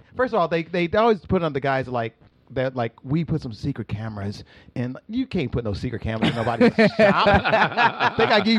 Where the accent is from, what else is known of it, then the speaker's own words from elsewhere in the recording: Midwest, United States; I'm from the Midwest. It's all it's in Peoria and stuff.